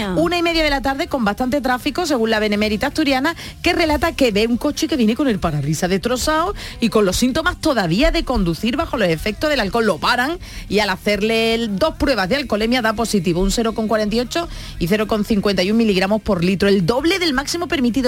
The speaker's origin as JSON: {"language": "Spanish", "town": "San Fernando", "region": "Andalusia", "country": "Spain", "tie": "born or raised there", "also_born_or_lived": "Cádiz", "said": "luego ya me trasladaron, nos fuimos a San Fernando"}